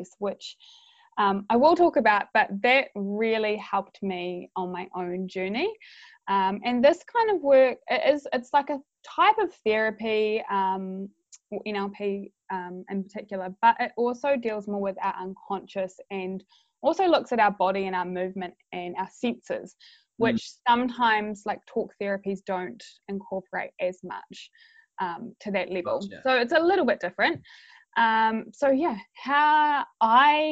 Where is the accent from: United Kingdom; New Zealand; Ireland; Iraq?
New Zealand; Christchurch, Canterbury; I am from Christchurch